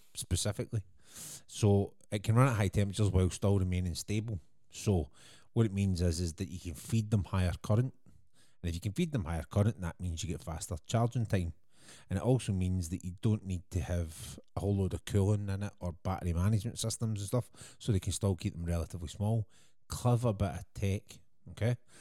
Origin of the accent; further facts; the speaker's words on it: Scotland, United Kingdom; being Scottish